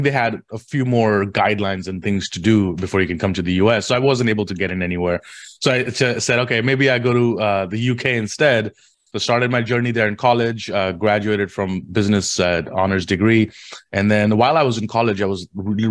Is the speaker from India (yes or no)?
yes; India; moved away as an adult; also born or lived in London; now in New York City, United States; I grew up in India. I was born and raised in India.